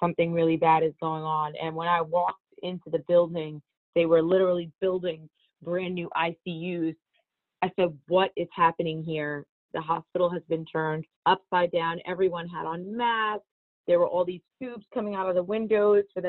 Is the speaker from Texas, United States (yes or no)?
no; Teaneck, New Jersey, United States; I am a Teaneck, New Jersey girl. I'm a hometown girl. I grew up there